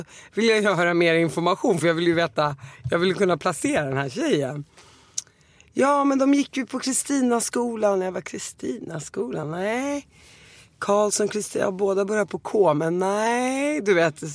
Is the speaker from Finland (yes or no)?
no; Damascus, Damascus Governorate, Syria; born there; Men jag är ju född i Damaskus och jag åkte dit varje sommar så jag känner mig mer syrisk